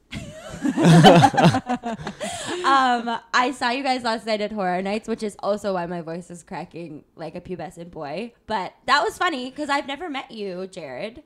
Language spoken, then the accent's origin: English; Tucson, Arizona, United States; I'm from Tucson, Arizona